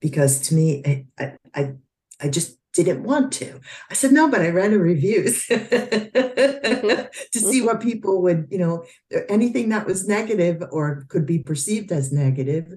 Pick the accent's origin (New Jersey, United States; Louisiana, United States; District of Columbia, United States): New Jersey, United States; Lyndhurst; moved away; my hometown in Lyndhurst, New Jersey